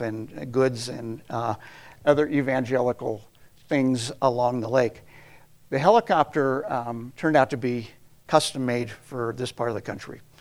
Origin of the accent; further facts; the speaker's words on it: United States; moved away as an adult; also born or lived in Kenya / Tanzania / Swaziland; growing up in America